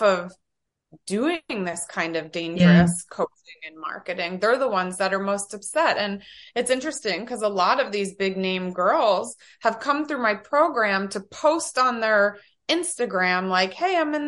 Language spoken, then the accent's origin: English; New Jersey, United States; I'm from Jersey.